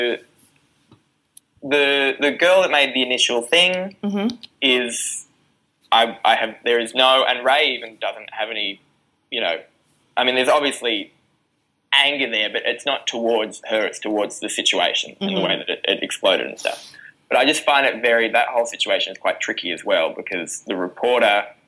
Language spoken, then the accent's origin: English; Newcastle, New South Wales, Australia; I grew up in Newcastle, and so the gigs that I started doing were in, you know, pubs with NRL players sitting in them